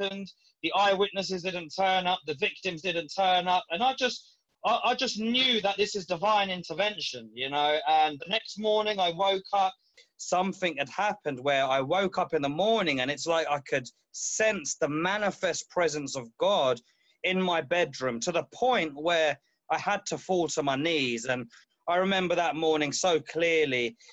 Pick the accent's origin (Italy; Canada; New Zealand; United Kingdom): United Kingdom; London; I left my hometown where I was living to move to another area of London